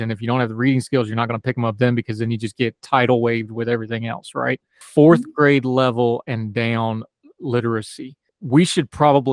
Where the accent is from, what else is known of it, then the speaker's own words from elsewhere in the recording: West Virginia, United States; my home state, who I love so much